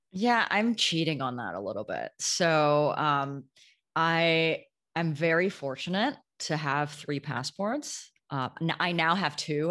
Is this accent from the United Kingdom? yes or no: no; Canada; moved away as an adult; also born or lived in New York; now in Amsterdam, Netherlands; I grew up in Canada, but moved to New York a few years ago